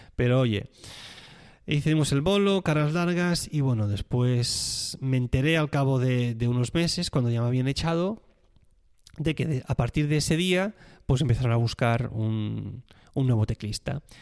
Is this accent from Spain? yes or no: yes; Catalonia, Spain; moved away; soy catalán